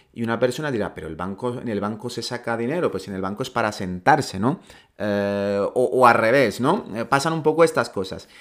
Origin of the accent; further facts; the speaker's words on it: Ceuta, Spain; en nuestro caso somos de Ceuta y hablamos el mismo dialecto, decimos tlacha